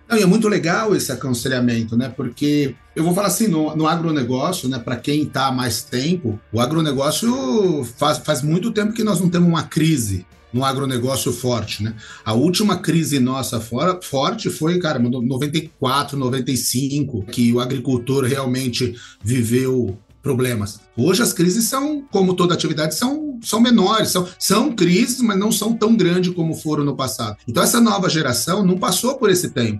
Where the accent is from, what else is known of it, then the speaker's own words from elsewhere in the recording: Barrinha, São Paulo, Brazil; also born or lived in São João da Boa Vista; eu sempre vinha de São João da Boa Vista para minha cidade, aqui Ribeirão Preto, Barrinha, né? É uma cidade perto aqui de Ribeirão Preto